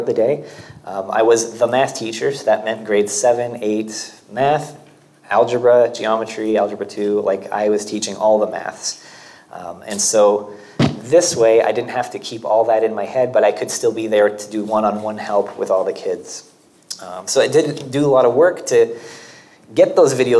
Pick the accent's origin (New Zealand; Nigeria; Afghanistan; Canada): Canada; moved away as an adult; now in Portugal; I am Canadian